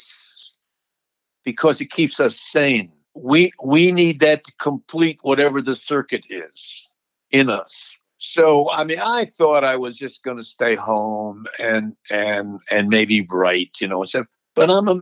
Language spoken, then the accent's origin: English; Alexandria, Virginia, United States; my hometown of Alexandria, Virginia